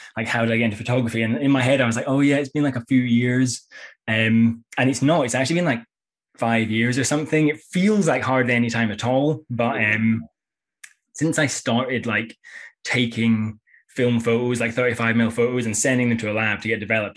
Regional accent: Edinburgh, Scotland, United Kingdom; moved away as an adult; also born or lived in Copenhagen; now in London, United Kingdom; in London now, but I used to live in, I'm from Edinburgh

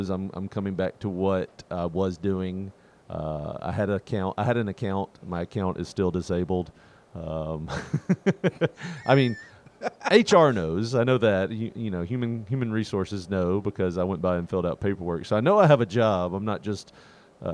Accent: Tennessee, United States; growing up in Tennessee

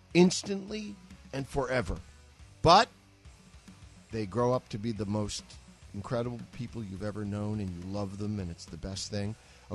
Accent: New York, United States; as a New Yorker

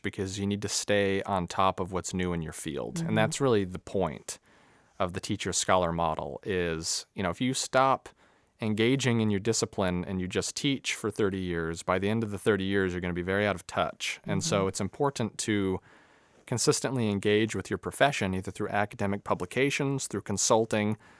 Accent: Salt Lake City, Utah, United States; moved away as an adult; now in Grand Junction, United States; I was born and raised in Salt Lake City

